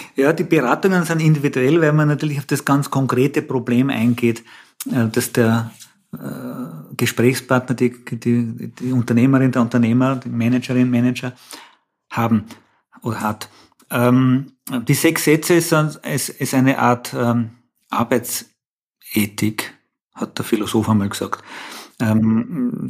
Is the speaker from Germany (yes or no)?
no; Austria; bei uns in Österreich